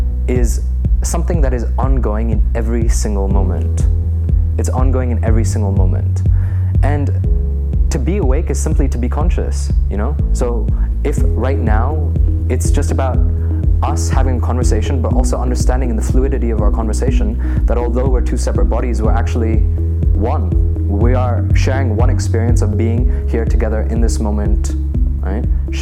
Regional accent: Delhi, India; moved away as an adult; also born or lived in Singapore; now in United States; So I was born in Singapore. I lived there for about three years of my life. And then I moved to Delhi. So Delhi has been my home, but I went to the American school in Delhi. So I may sound American, but I'm pure Desi at heart.

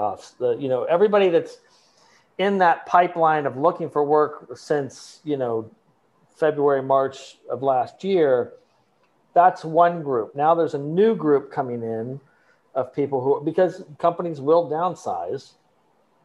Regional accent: Columbus, Ohio, United States; I grew up in Columbus, Ohio

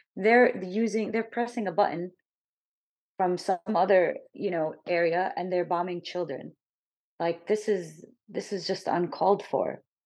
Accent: United States; growing up in the United States, I never heard any Arabic speaking or any representation of me or my people.

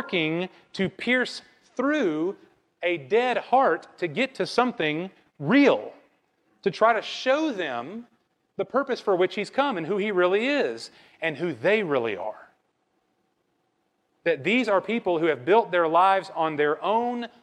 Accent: Bible Belt, the South, United States; raised up in Bible Belt culture, just like me

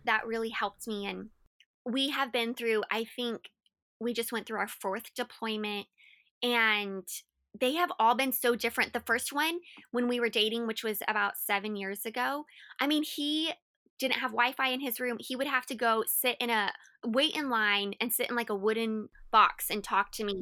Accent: Colorado Springs, Colorado, United States; moved away as an adult; also born or lived in Florida; I had grown up and was raised in Colorado my whole life

